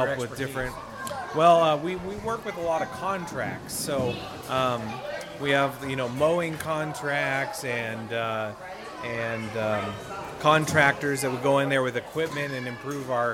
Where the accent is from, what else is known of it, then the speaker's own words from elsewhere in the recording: Oregon, United States; moved away; I'm from Oregon